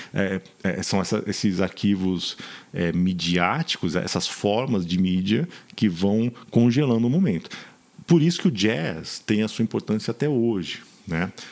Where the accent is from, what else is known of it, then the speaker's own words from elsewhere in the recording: São Paulo, Brazil; moved away as an adult; Eu era de São Paulo, concreto, rock